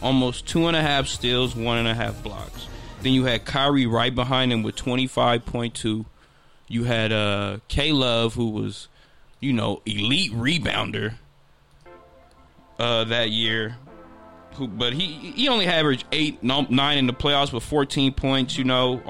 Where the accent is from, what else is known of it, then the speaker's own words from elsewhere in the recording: San Francisco, California, United States; We're actually from San Francisco, but from the Bay